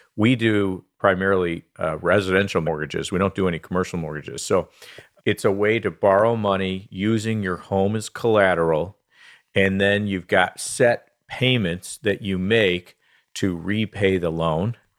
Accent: Southfield, Michigan, United States; So I was born and raised in Southfield, Michigan. I've spent most of my life uh, here in Michigan, so I'm a Michigan guy.

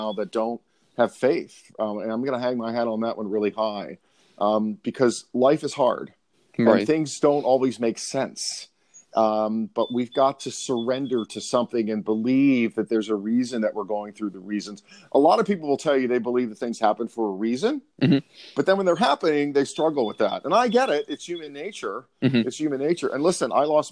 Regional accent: Baltimore, Maryland, United States; I'm from Baltimore, Maryland. Was raised by a single mom in the inner city of Baltimore

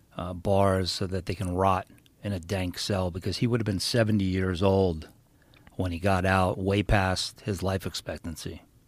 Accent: New York, United States; we're from New York

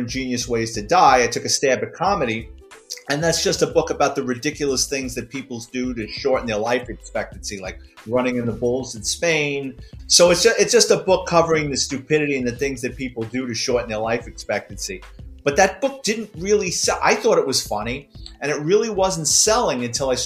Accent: New York City, New York, United States; I'm a Bronx kid, born and raised in New York City

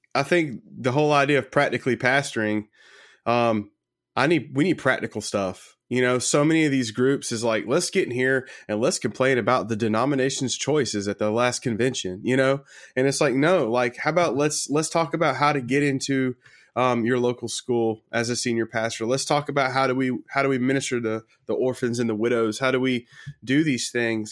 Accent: Sumter, South Carolina, United States; I'm from Sumter, South Carolina

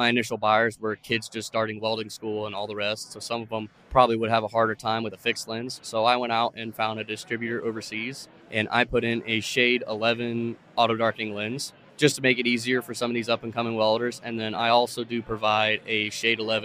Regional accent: Ocala, Florida, United States; moved away as an adult; also born or lived in Grand Island, Nebraska; I was born and raised in Ocala, Florida

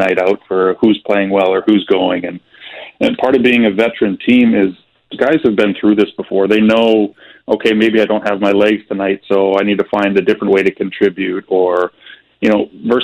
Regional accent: St. Louis, Missouri, United States; growing up in St. Louis and where youth hockey was, you know, 25 years ago

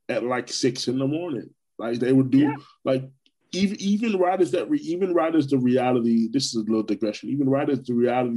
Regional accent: Orlando, Florida, United States; also born or lived in Brooklyn, New York; I was born in New York. Born in Brooklyn, right? and raised. I mean, I've been in Orlando for 28 years, so I left Brooklyn when I was 7

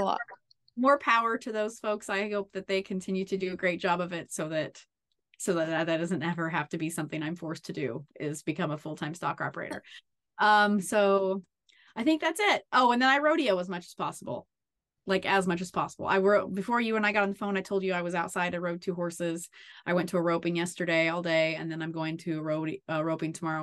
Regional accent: Kansas, United States; we moved back to where I um grew up.

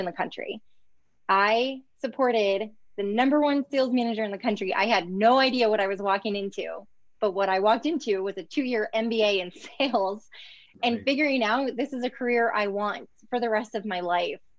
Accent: Northwest Indiana, United States; I grew up in Northwest Indiana.

